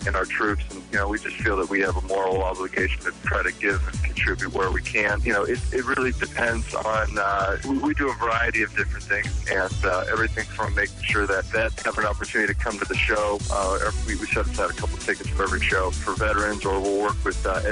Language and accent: English; Youngstown, Ohio, United States; I grew up in Youngstown, Ohio, and I did the same thing and met him there